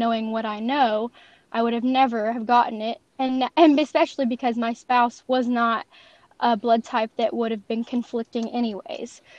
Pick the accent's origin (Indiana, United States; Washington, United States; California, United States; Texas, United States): Indiana, United States; French Lick; I'm from Southern Indiana, specifically French Lick, Indiana